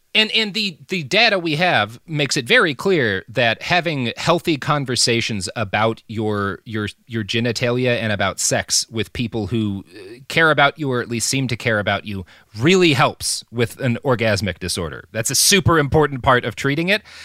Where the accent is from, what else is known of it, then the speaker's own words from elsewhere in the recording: Texas, United States; where I grew up in Texas was like that too